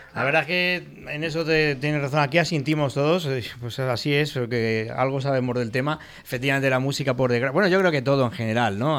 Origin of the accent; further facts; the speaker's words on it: Valencian Community, Spain; el carácter que tenemos propio, los, tanto valencianos como españoles en general